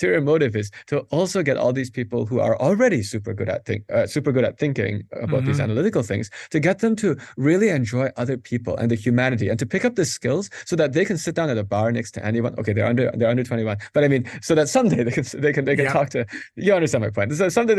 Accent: Madison, Wisconsin, United States; now in Pittsburgh, United States; Madison, Wisconsin.

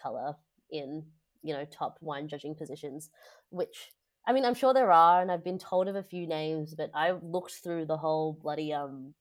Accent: Indonesia; moved away; growing up in Indonesia

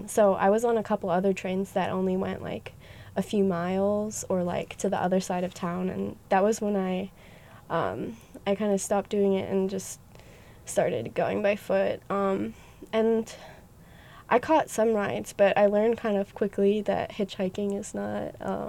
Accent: Pennsylvania, United States; moved away as an adult; also born or lived in Olympia, Washington; I was born in Pennsylvania, and I lived there for 18 years. And then when I graduated high school, I went to college at the Evergreen State College in Olympia, Washington.

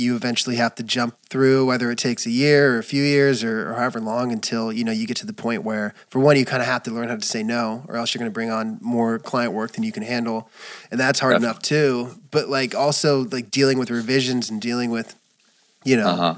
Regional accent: Southern California, United States; I'm Southern California too

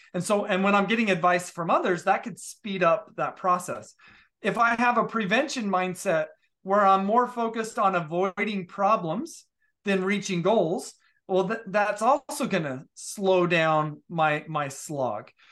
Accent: Utah, United States; I grew up in Utah

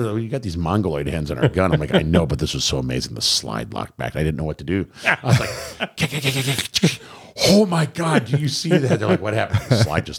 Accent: Michigan, United States

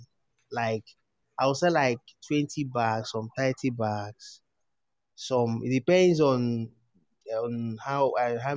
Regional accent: Nigeria; born, raised in Nigeria. Have not traveled out.

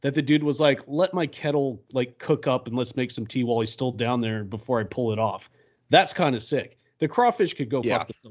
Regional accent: American South, United States; we're American Southerners

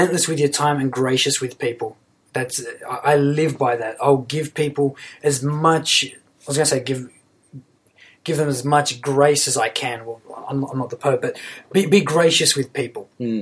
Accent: Sydney, New South Wales, Australia; I grew up in Western Sydney, in a very, very poor environment.

